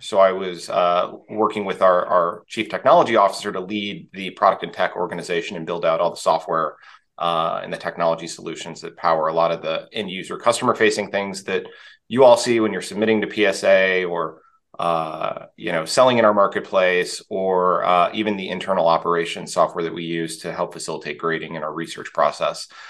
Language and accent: English; Texas, United States; I grew up in Texas in uh, in the U.S.